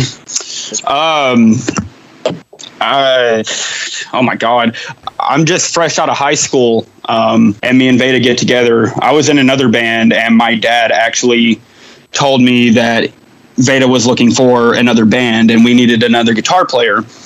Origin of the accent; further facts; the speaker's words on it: Knoxville, Tennessee, United States; I'm from Knoxville, Tennessee